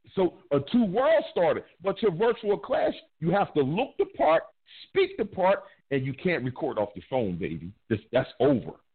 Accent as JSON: {"language": "English", "region": "East Coast", "country": "United States", "said": "I'm from the East Coast, but you know I'll be on the West too"}